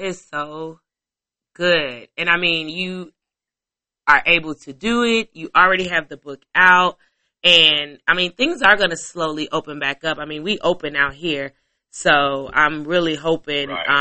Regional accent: Chicago, Illinois, United States; I'm from Chicago

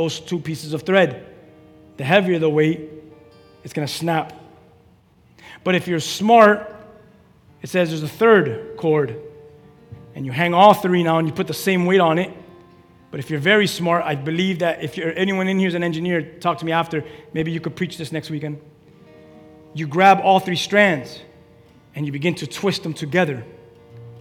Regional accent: Key West, Florida, United States; I'm from Key West.

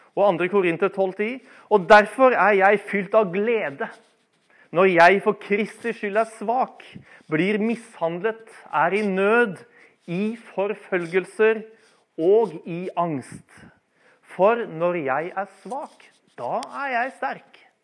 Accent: Bærum, Akershus, Norway; Jeg vokste opp i Bærum eh, i mine ungdomstider

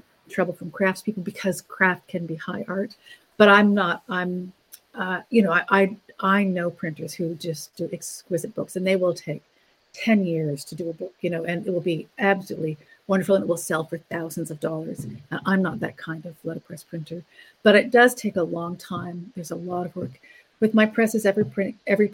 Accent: Ontario, Canada; moved away; I grew up in Ontario, and a lot of the wood type I have is from the newspaper in my hometown

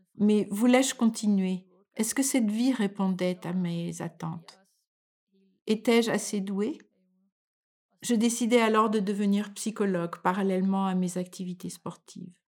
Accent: France; moved away as an adult; now in Denmark

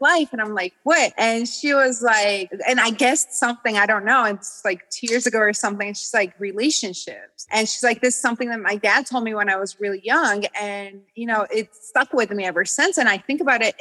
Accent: Georgia; moved away; being a Georgian and like being absolutely oppressed by Russia

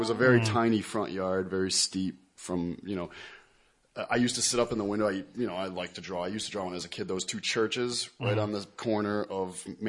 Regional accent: Keene, New Hampshire, United States; moved away as an adult; also born or lived in Meriden, Connecticut; now in Southington, United States; I grew up in New Hampshire

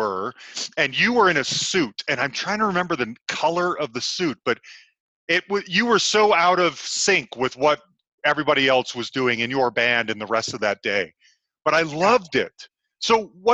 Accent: Salt Lake City, Utah, United States; I'm from Salt Lake City

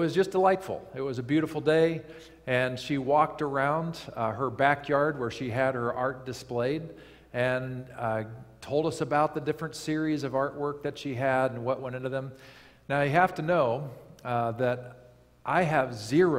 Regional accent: Lake Michigan, Midwest, United States; I grew up on Lake Michigan

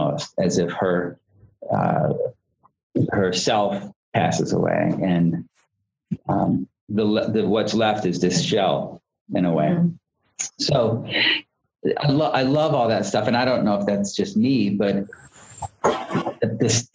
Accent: Florida, United States; I'm from Florida

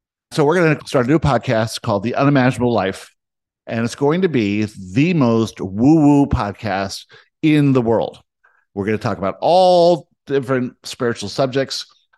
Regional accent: South Africa; born there; I was born in South Africa.

